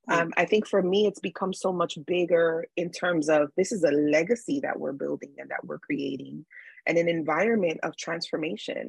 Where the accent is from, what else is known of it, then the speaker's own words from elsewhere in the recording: New York City, New York, United States; I grew up in New York City, which is a very busy, busy city.